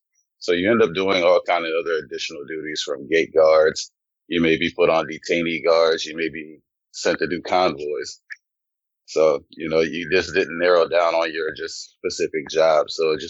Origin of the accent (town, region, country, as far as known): Louisiana, United States; born or raised there; also born or lived in Germany